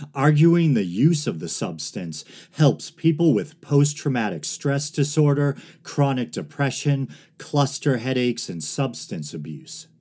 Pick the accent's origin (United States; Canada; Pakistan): United States; Massachusetts; Massachusetts, my home state